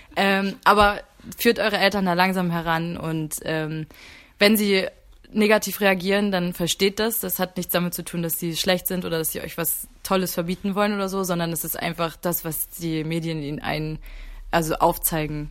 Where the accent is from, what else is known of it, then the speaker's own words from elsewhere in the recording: Mecklenburg-Vorpommern, Germany; moved away as an adult; now in Hamburg, Germany; ich bin in Mecklenburg aufgewachsen oder auch geboren